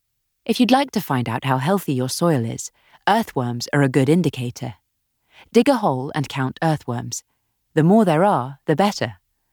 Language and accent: English; Australia; also born or lived in South America; I grew up in South America and Australia, and my degree was land and water science at the University of Sydney.